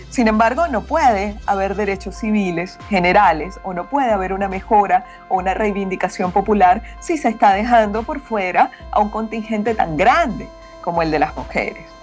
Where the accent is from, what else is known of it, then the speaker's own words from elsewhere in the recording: Peru; also born or lived in Mexico; Perú también, que es mi otro país, eh, yo también soy peruana